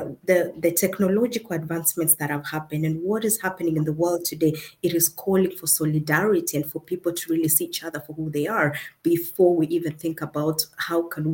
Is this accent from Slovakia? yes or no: no; Kenya; now in Germany; I come from originally from Kenya, that is in Africa. But I live in Germany and I work in Germany as well